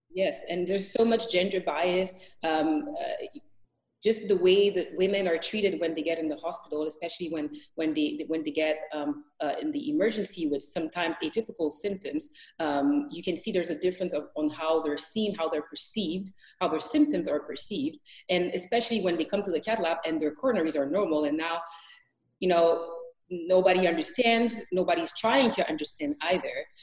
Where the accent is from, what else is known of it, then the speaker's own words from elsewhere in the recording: Montreal, Quebec, Canada; moved away as an adult; also born or lived in Edmonton, Canada; now in Thunder Bay, Canada; I grew up in Montreal